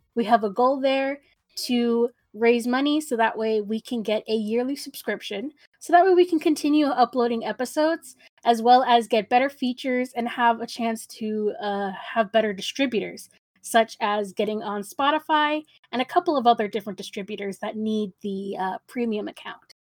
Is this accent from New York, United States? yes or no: no; San Antonio, Texas, United States; I'm from San Antonio, so when you hear the south side, you immediately know that it's, it's gonna be an issue, uh, at least from my experience. I also grew up pretty sheltered